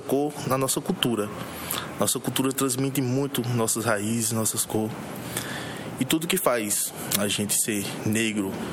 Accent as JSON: {"language": "Portuguese", "town": "Arcoverde", "region": "Pernambuco", "country": "Brazil", "tie": "born or raised there", "said": "nasci em Arco Verde no dia 21 de 5 de 92"}